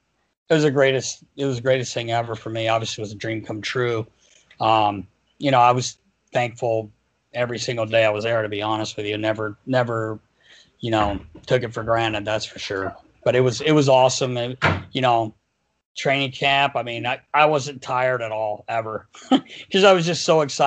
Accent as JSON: {"language": "English", "region": "North Carolina", "country": "United States", "said": "I'm from North Carolina."}